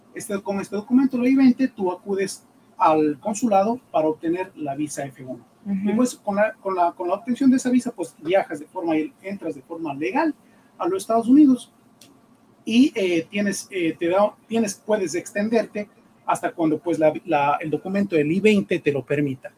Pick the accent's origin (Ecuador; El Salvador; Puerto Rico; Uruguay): Ecuador; moved away as an adult; now in United States; yo soy ecuatoriano, eh, abogado ecuatoriano, eh, ejercí mi profesión por más de 10 años en el Ecuador